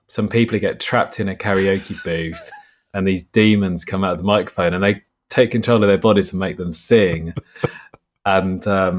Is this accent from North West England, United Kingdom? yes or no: no; Rye, South East England, United Kingdom; also born or lived in Hastings; In Rye, in East Sussex, yeah.